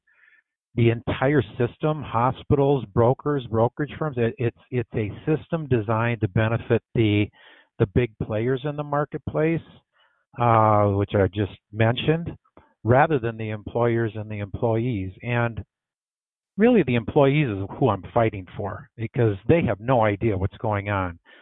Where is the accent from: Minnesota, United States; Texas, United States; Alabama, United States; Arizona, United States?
Minnesota, United States; Bloomington; I grew up in Bloomington, Minnesota here